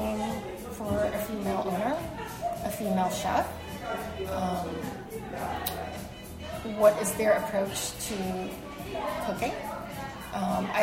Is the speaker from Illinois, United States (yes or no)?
no; New York City, New York, United States; English is a second language; also born or lived in China; I've been in Brooklyn all my life. We grew up in Flatbush, my family and I.